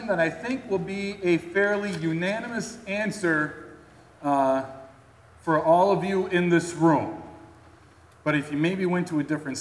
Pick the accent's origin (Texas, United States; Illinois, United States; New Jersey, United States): Illinois, United States; Chicago; my hometown area, Chicago